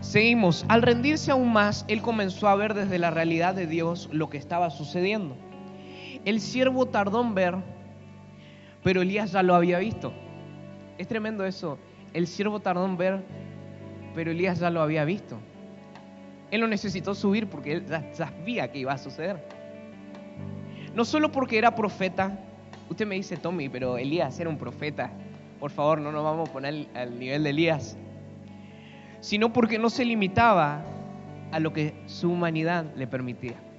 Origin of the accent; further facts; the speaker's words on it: Argentina; somos argentinos.